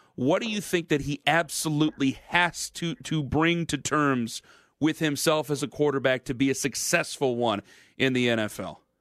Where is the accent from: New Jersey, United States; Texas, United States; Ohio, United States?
Ohio, United States; near Massillon; born or raised there